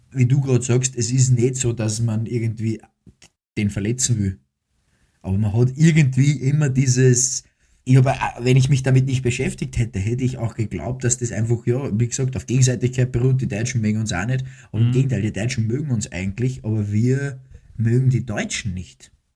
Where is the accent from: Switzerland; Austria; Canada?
Austria; also born or lived in Cologne, Germany